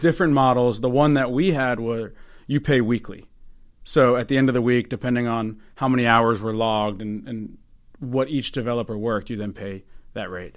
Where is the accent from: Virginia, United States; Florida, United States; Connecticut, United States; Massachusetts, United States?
Virginia, United States; Northern; now in Baltimore, United States; Originally from Northern Virginia